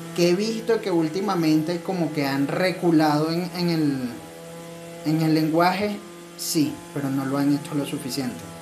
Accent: Venezuela; moved away

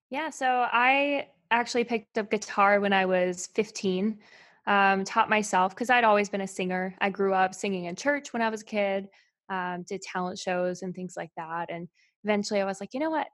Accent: Albemarle, North Carolina, United States; moved away; I'm actually from Albemarle, North Carolina.

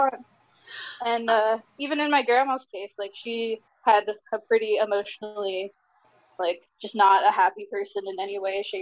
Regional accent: New Jersey, United States; I'm from New Jersey

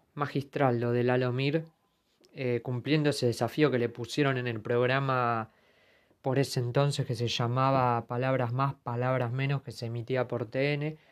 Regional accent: Argentina

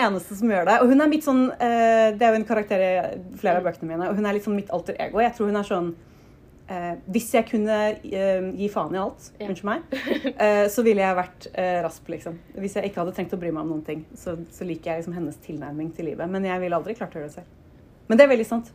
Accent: Oslo, Norway; jeg vokste opp eh, på Nordstrand i Oslo

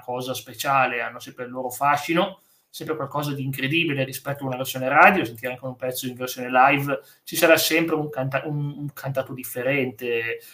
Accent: Turin, Piedmont, Italy; sono di, più o meno anch'io di Torino

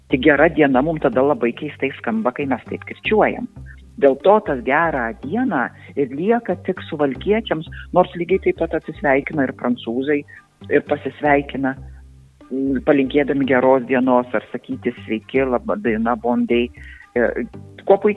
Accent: Samogitia, Lithuania; tiek aš būdama žemaitė, tiek aukštaitis, būdami tos visuotinės kirčio atitraukimo zonos kalbėtojai

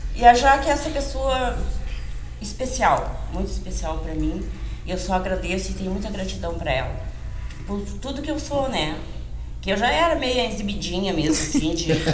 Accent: Gravataí, Rio Grande do Sul, Brazil; sou de natural de Gravataí

